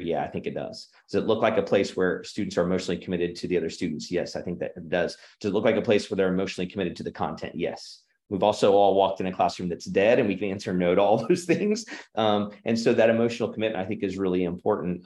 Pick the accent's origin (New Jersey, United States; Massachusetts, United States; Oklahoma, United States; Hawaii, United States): Oklahoma, United States; also born or lived in Illinois / Arkansas; And then I've been in Oklahoma s, my, my whole life. Moved here when I was five from Illinois and, uh, except for six years in Arkansas, which is a phenomenal experience, been right here in Oklahoma